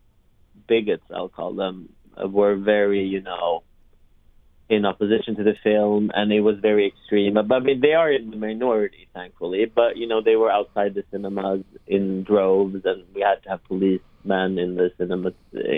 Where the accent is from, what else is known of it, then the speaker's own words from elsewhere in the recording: Sweden; I'm born and raised in Sweden, but my parents are Georgian